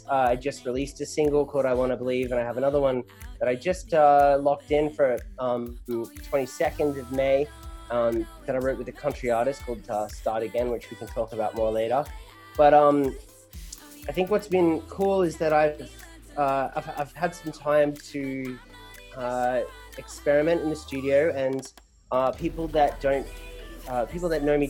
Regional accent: Australia; now in Los Angeles, United States; I used the word college here in America, but I grew up in Australia. I've been living in LA for 7 years now, hence the smooshed accent.

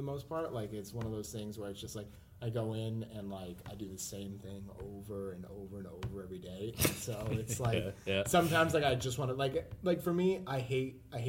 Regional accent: Ludlow, Massachusetts, United States; moved away as an adult; now in Boston, United States; I grew up in Western Massachusetts, which is just like a region of the state, and now I live in Boston

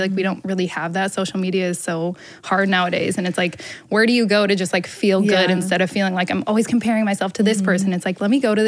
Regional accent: Portland, Oregon, United States; moved away as an adult; now in Los Angeles, United States; So I grew up in Portland, Oregon. Little girl from Portland, rainy old Oregon.

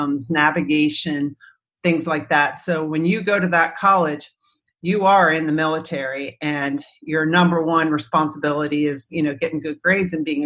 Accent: Northern Virginia, United States; growing up in Northern Virginia

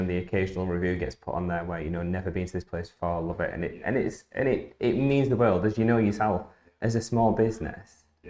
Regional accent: Barnsley, Yorkshire and the Humber, United Kingdom; I was born and raised in Barnsley.

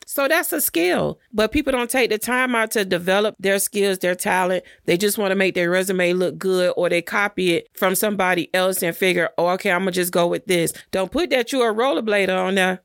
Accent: Miami Gardens, Florida, United States; I'm from Carroll City

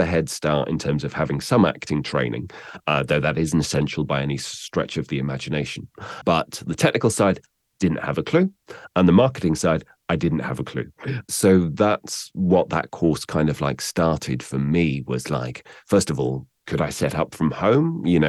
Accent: South West England, United Kingdom; A father coming from Bognor Regis and a mother coming from Northern Ireland seem to neutralize my accent, along with an upbringing in Somerset.

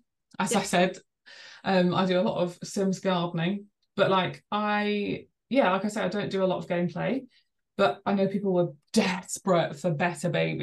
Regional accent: England, United Kingdom; I'm English

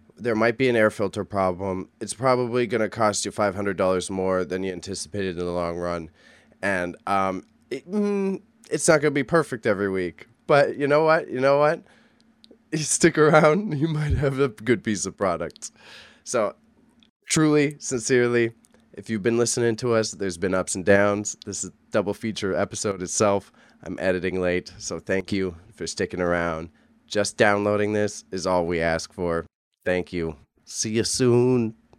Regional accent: Scotland, United Kingdom; me as a Scotsman

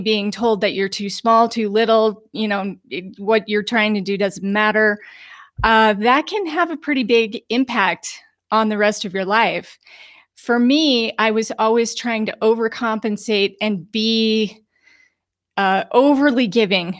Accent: Utah, United States; also born or lived in Aspen, Colorado; now in Sedona, United States; I come from the mountains. I was born in Utah

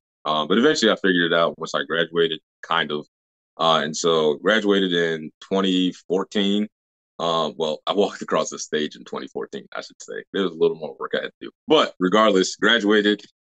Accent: Virginia, United States; I'm from Toledo, Virginia. Which is right outside of Williamsburg, Virginia

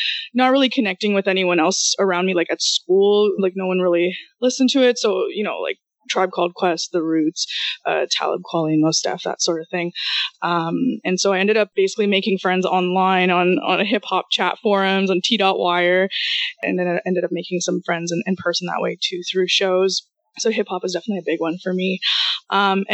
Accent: Toronto, Ontario, Canada; first language Russian; also born or lived in Kyiv, Ukraine / Israel; I'm actually from Ukraine, from Kiev in Ukraine. Came to Canada with my mom when I was around 4, so pretty much grew up here, but spoke Russian in the house

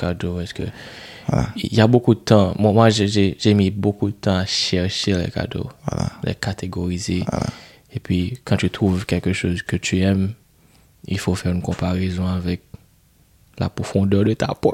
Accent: Haiti; first language Haitian Creole; French is a second language; le créole, c'est ma langue maternelle

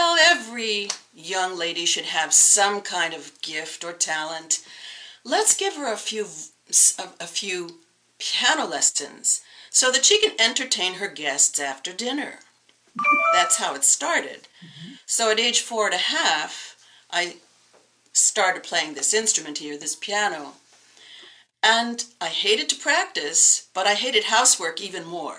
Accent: New York City, New York, United States; I grew up in New York City in the borough of Queens.

